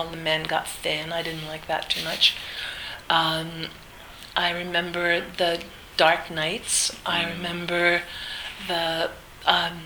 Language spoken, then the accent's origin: English; New Jersey, United States; also born or lived in The Bronx, New York; I was born in the Bronx and grew up in New Jersey